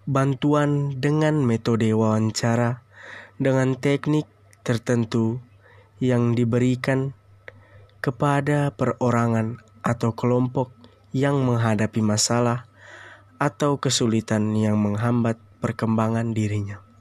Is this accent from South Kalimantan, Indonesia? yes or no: no; East Nusa Tenggara, Indonesia; now in Kupang, Indonesia; Saya berasal dari Flores, Nusa Tenggara Timur, bertepat di ND. Sekarang saya berstatus sebagai mahasiswa semester 3 di Universitas Nusa Cendana Kupang.